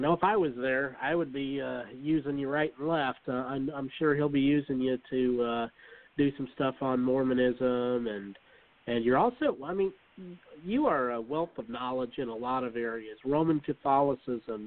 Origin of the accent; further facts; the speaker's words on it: Utah, United States; moved away as an adult; also born or lived in Oregon; now in the Carolinas, United States; I grew up in Utah, lived there for 21 years or so, and then moved to Oregon